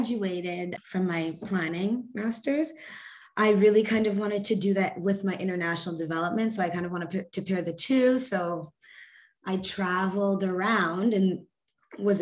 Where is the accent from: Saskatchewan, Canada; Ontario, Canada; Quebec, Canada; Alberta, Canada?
Quebec, Canada; Montreal; I'm from Jajage, which is Montreal. It's a river island. Yeah, and it's in the archipelago, the Hochelaga archipelago. So I kind of grew up on an island.